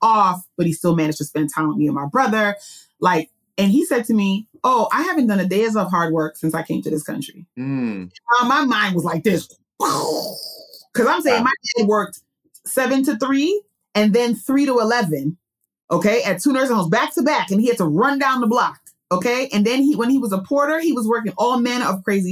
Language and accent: English; New York City, New York, United States; also born or lived in Budapest, Hungary; I'm a Queens girl, born and raised in New York City